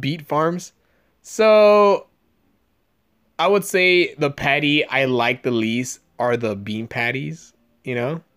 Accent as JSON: {"language": "English", "area": "San Gabriel Valley", "region": "California", "country": "United States", "tie": "born or raised there", "said": "I grew up in the San Gabriel Valley here"}